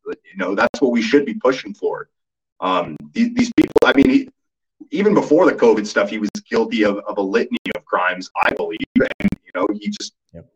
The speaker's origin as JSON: {"language": "English", "town": "Ottawa", "region": "Ontario", "country": "Canada", "tie": "born or raised there", "moved": "as an adult", "lives_now": "Alberta, Canada", "said": "So I'm from Ottawa originally. So it's my home city. I lived most of my life there, except for my university days. But other than that, I was in Ottawa for my entire life until about a year and a half ago when I got sick of living in Ontario and decided I was going to move to Alberta."}